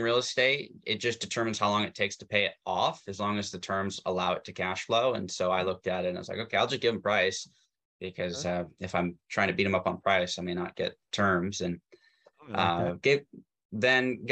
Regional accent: Tacoma, Washington, United States; I grew up in Tacoma, which was just south of Seattle

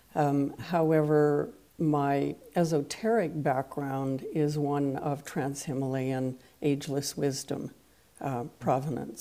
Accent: East Coast of Canada, Canada; first language French; English is a second language; now in Victoria, Canada; I hail from the West Coast, having begun my life on the East Coast of Canada. I live on the island of Vancouver in the city of hmm. Victoria

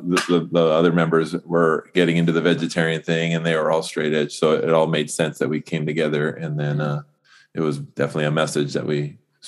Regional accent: Orange County, California, United States; now in Gilbert, United States; I was in Orange County and I definitely came down to San Diego

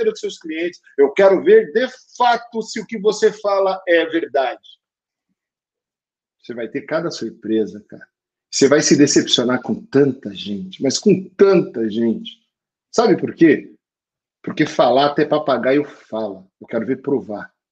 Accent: Brazil; nem parece que eu sou brasileiro, porque eu sambo mal pra caramba

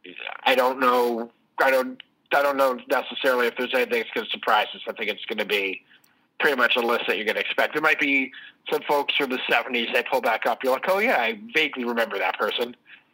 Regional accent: Boston, Massachusetts, United States; now in Chicago, United States; I'm from Boston

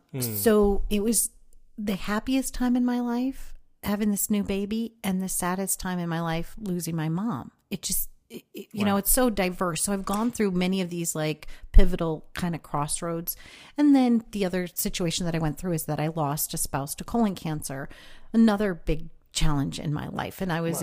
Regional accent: Midwest, United States; Well, I am the oldest of three kids, and growing up in the Midwest is interesting.

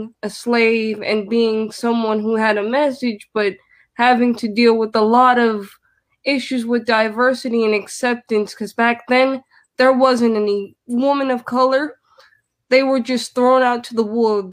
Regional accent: New York City, New York, United States; now in Florida, United States; I'm from the Bronx of New York, so now I live in Florida

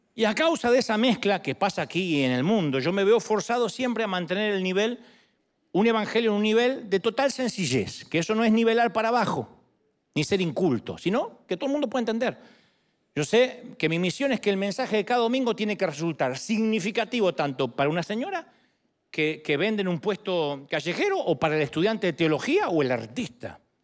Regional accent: Argentina; now in United States; mi identidad como argentino, como residente americano

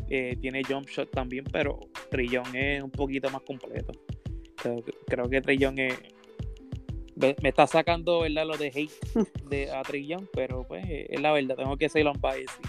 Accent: Kentucky, United States; yo soy de Kentucky

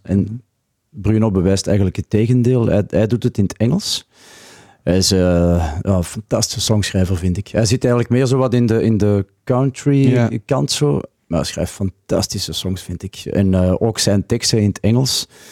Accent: Antwerp province, Flanders, Belgium; moved away as an adult; now in Ghent, Belgium; ik ben eigenlijk van het Antwerpse. Maar ik woon al meer dan 30 jaar in Gent

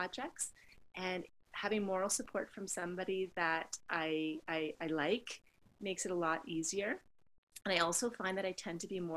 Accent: Canada; being a Canadian

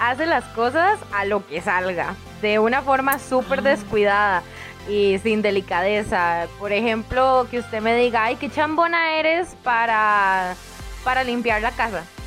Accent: Costa Rica; acá en mi pueblo en Zampa se usa mucho.

